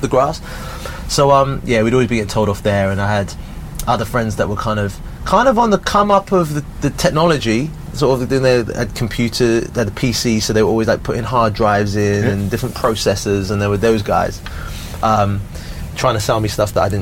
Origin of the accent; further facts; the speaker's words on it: Southampton, South East England, United Kingdom; I've got really like fond memories of growing up in Southampton